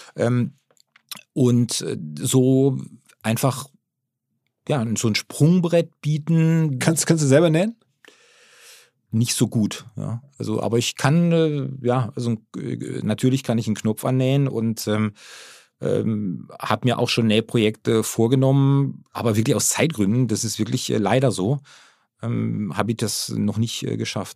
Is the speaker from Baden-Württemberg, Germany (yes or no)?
yes; Baden-Württemberg, Germany; born or raised there